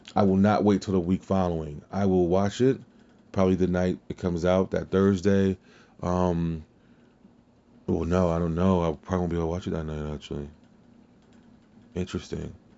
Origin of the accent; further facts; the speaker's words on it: Louisiana, United States; I'm from Louisiana